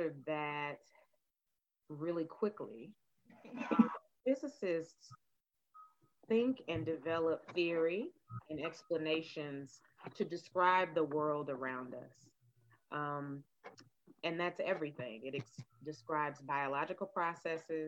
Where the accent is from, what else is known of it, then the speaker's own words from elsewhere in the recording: Nashville, Tennessee, United States; I grew up in Nashville